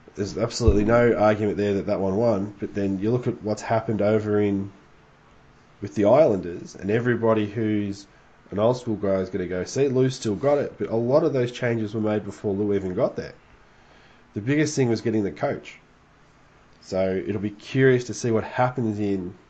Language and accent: English; Australia